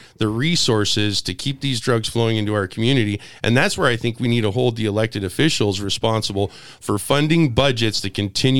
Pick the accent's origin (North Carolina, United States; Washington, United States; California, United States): Washington, United States; Spokane; I grew up in Hilliard